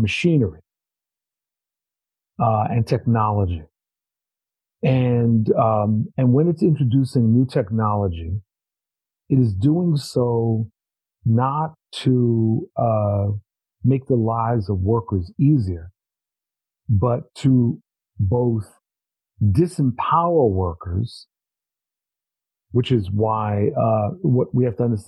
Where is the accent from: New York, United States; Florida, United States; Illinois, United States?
New York, United States; I'm from New York